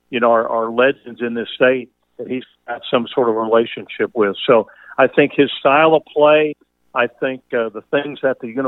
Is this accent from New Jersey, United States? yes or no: no; Middletown, Ohio, United States; in Ohio, but my dad was a big Kentucky fan, and so on our little white Zenith transistor radio in Middletown, Ohio, we would listen